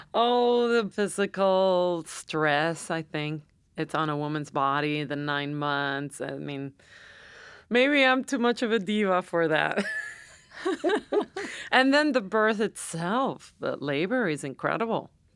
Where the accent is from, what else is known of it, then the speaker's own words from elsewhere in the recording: San Juan, Puerto Rico; moved away; I was born and raised in San Juan.